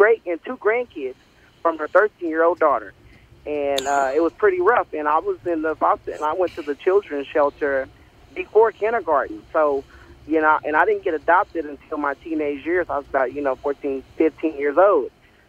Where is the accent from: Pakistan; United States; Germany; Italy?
United States; Oklahoma City, Oklahoma; also born or lived in Texas; So I was born and raised in Oklahoma City.